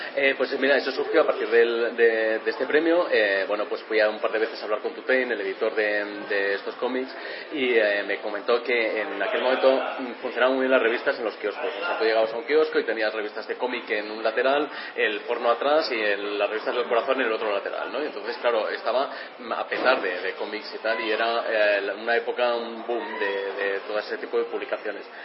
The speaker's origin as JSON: {"language": "Spanish", "town": "Valladolid", "region": "Castile and León", "country": "Spain", "tie": "born or raised there", "said": "yo soy de Valladolid y en aquella época pues tendría como 16 17 años"}